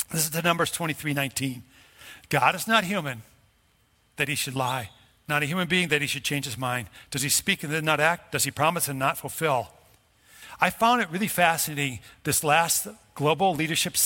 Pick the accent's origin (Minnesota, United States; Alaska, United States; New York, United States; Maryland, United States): Minnesota, United States; Brooklyn Park; I grew up in Brooklyn Park